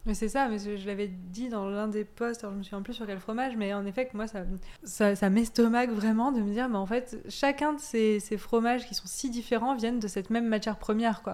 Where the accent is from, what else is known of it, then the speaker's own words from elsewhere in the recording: Auvergne-Rhône-Alpes, France; moved away; also born or lived in Corsica / Savoie; j'ai grandi en Corse, puis en Auvergne, et je suis née en Savoie